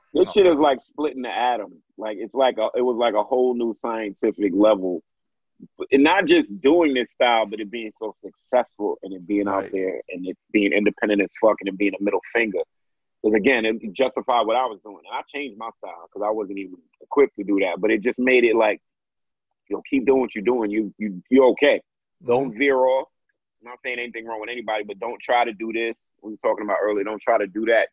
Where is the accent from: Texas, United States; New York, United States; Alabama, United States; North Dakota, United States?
New York, United States; New York City; I'm from Brooklyn